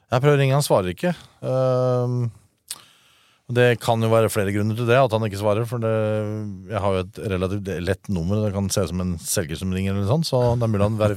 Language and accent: Norwegian; Drammen, Buskerud, Norway; Å ja, jeg kommer fra fra Oslo, skjønner du. Rett vest for Oslo. Drammen.